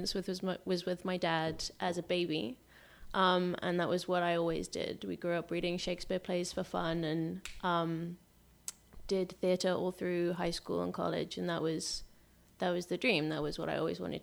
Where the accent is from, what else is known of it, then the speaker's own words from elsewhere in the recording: Liverpool, North West England, United Kingdom; also born or lived in London; now in Los Angeles, United States; I was born in London. I grew up in Liverpool